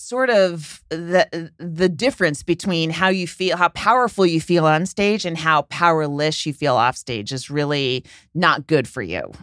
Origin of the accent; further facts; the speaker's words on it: San Francisco, California, United States; I'm from San Francisco